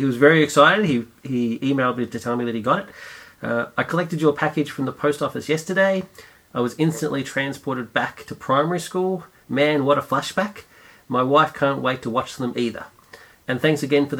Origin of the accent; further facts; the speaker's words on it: Australia; Australia, we're a hodgepodge of many nations.